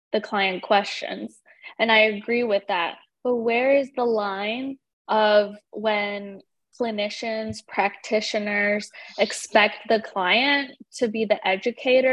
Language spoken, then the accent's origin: English; Chile; now in United States; Because in our country, we just say we're Chilean. I'm from Chile. I'm Chilena.